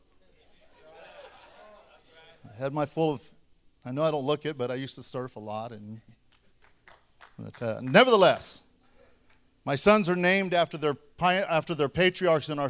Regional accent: Shafter, California, United States; moved away as an adult; also born or lived in Kingsburg, California / Fowler, California; now in Dinuba, United States; I'm from Shafter, California, graduated

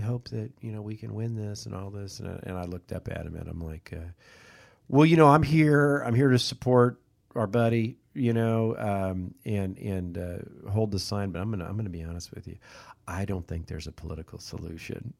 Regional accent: Kansas City, United States; moved away; I'm from Kansas City

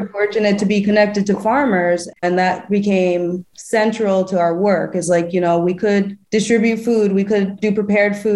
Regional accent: Albany, New York, United States; also born or lived in Austin, Texas; now in Philadelphia, United States; I'm from Albany, New York.

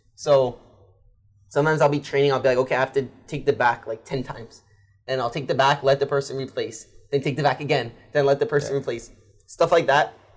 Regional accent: United States; I'm American

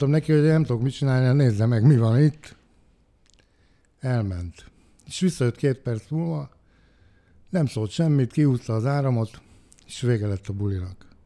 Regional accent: Hungary; hogy én Budapesten magyarként csináltam meg ezt a műsort

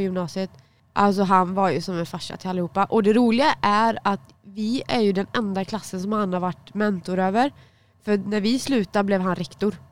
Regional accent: Dannike, Västra Götaland, Sweden; jag var från Dannike

